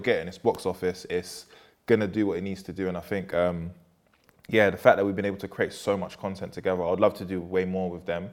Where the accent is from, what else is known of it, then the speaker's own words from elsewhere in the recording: London, United Kingdom; I'm from Peckham